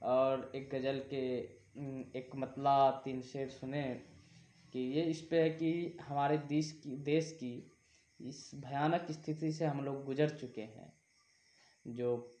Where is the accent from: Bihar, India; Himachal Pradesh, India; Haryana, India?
Bihar, India; Saharsa; मैं बिहार राज्य के सहरसा जिला का रहने वाला हूँ